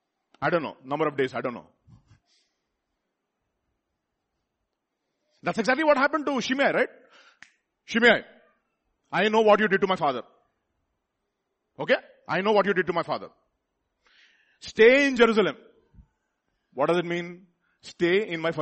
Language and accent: English; India; we are all Indian